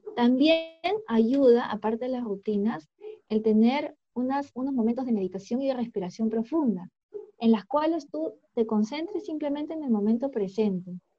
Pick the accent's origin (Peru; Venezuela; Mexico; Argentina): Peru; nosotros como peruanos